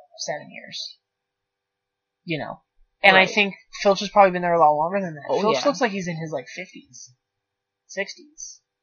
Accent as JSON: {"language": "English", "region": "East Coast", "country": "United States", "tie": "born or raised there", "said": "I grew up on the East Coast. In that, like, colonial belt."}